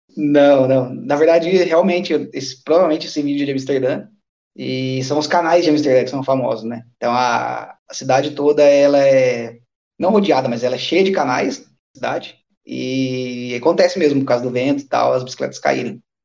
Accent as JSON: {"language": "Portuguese", "country": "Brazil", "also_born_or_lived": "Japan (ancestry)", "moved": "as an adult", "lives_now": "Eindhoven, Netherlands", "said": "eu sou brasileiro"}